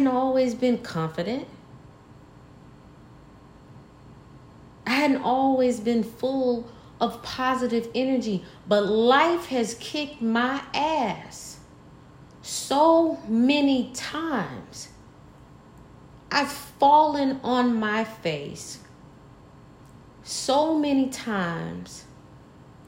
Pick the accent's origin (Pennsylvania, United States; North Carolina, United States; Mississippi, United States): Mississippi, United States; Mississippi Delta, United States; Born and bred in the heart of the Mississippi Delta